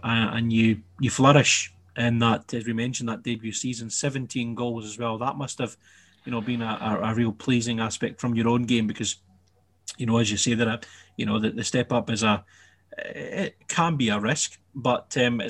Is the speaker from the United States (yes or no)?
no; Central Belt, Scotland, United Kingdom; moved away as an adult; now in Inverness, United Kingdom; I'm from the Central Belt myself, and I moved up to Inverness, about 15 years ago.